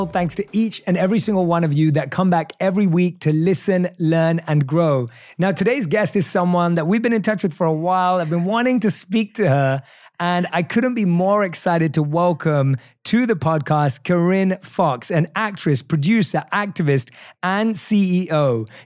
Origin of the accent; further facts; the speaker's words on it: United Kingdom; accent: British; I'm really happy when I get reminded that I still have my British accent.